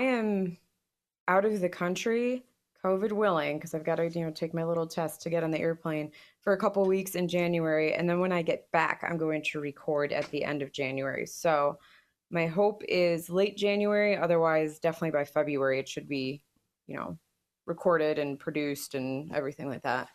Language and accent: English; United States; as an American